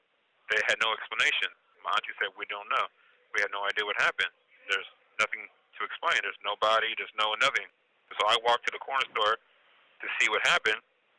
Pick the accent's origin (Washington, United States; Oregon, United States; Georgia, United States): Washington, United States; Seattle; I am from Seattle, Washington. I'm in custody of the BOP in Mendota FCI in Mendota, California.